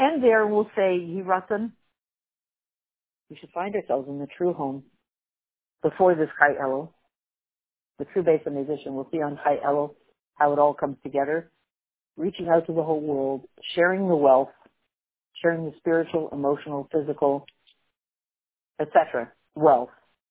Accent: Canada; Growing up in Canada, which is not a very Jewish country

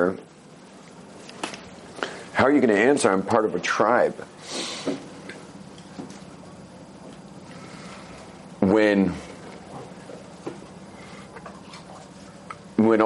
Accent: California, United States; Soy de California

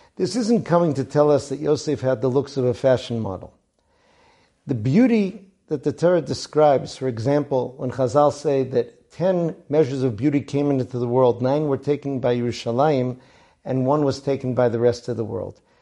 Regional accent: Boston, Massachusetts, United States; my hometown of Boston

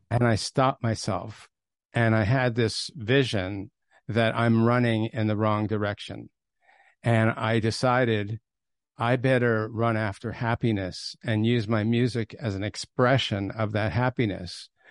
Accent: Toronto, Ontario, Canada; I grew up in Toronto, and I came from a very, very unaffiliated background.

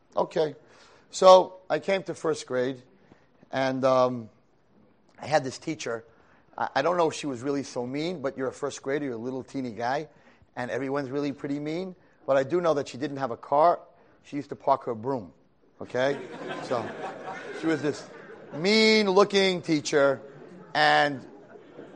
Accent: Monsey, New York, United States; I grew up in Muncie, New York.

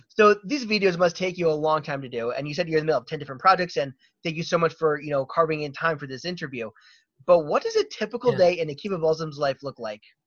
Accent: Baltimore, Maryland, United States; I'm from Baltimore

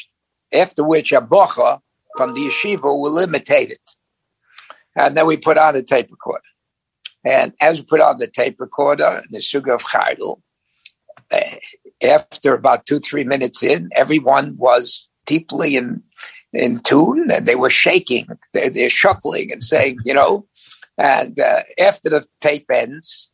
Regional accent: New York, United States; moved away as an adult; also born or lived in Vancouver, Canada; now in Los Angeles, United States; I was born in the Lower East Side

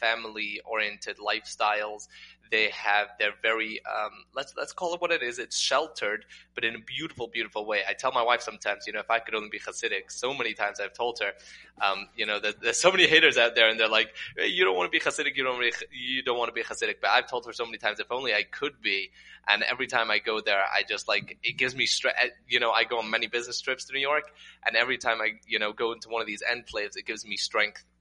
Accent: Newcastle upon Tyne, North East England, United Kingdom; first language English; moved away as an adult; also born or lived in Manchester, England / New Jersey, United States / Israel; now in Las Vegas, United States; I was born in Newcastle, England.

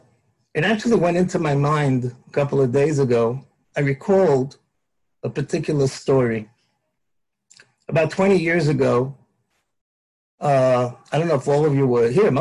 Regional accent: United States; I grew up in the United States

